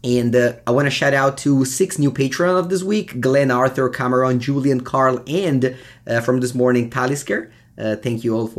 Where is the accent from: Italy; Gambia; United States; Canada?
Italy